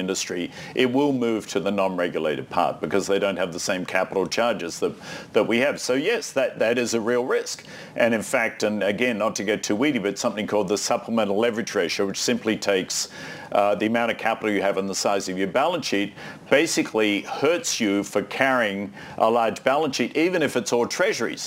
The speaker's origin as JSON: {"language": "English", "country": "Australia", "moved": "yes", "said": "I'm Australian"}